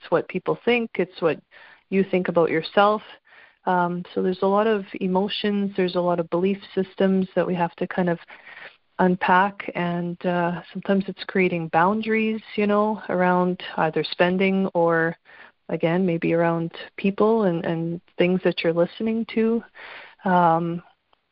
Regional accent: Canada; obviously I'm Canadian

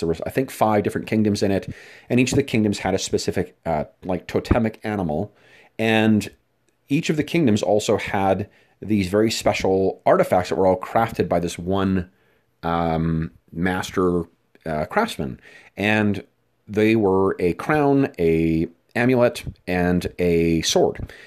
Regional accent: Winnipeg, Manitoba, Canada; my hometown uh, of Winnipeg, Manitoba, Canada

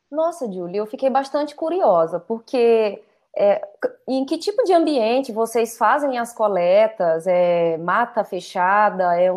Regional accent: Maranhão, Brazil; eu sou do Maranhão.

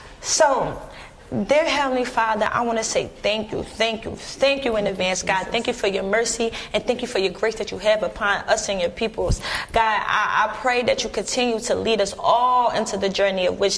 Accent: Philadelphia, Pennsylvania, United States; I'm from Philly

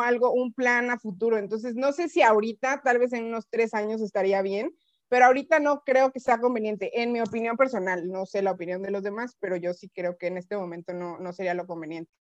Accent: Mexico; nosotros como mexicano, mexicanos

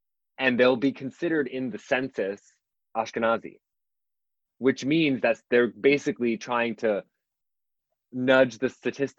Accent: New York, United States; also born or lived in Berlin; growing up in New York, Polish and Palestinian was like a crazy mix.

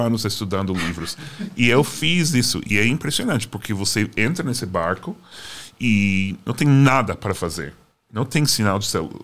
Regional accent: Boston, Massachusetts, United States; Portuguese is a second language; moved away as an adult; also born or lived in New Jersey; Eu sou de Boston, também é conhecida como uma cidade é. racista

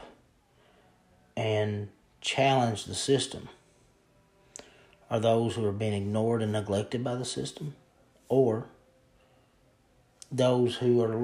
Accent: Eastern Kentucky, United States; I'm from Eastern Kentucky, and I live very close to West Virginia

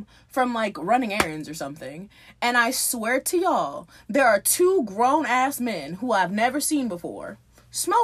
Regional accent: Miami, Florida, United States; I'm from Miami-Dade

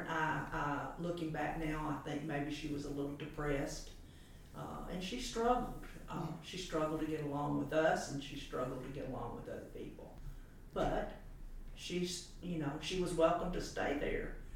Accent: Memphis, Tennessee, United States; also born or lived in Chattanooga, Tennessee; uh, uh, I was born in Chattanooga but raised in Memphis

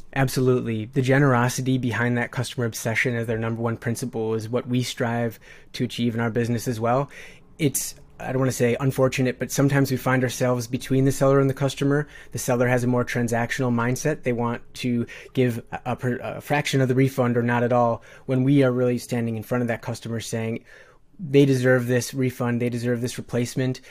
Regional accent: Midwest, United States; born and raised in the Midwest

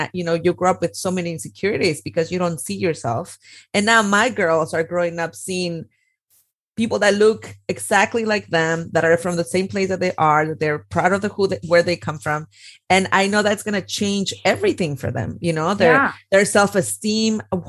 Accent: Oaxaca, Mexico; moved away as an adult; also born or lived in Mexico City; I grew up in Oaxaca. So I grew up with the telenovela culture.

